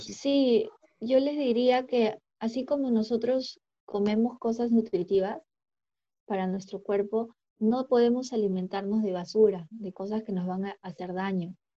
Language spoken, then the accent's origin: Spanish; Peru; nosotros como peruanos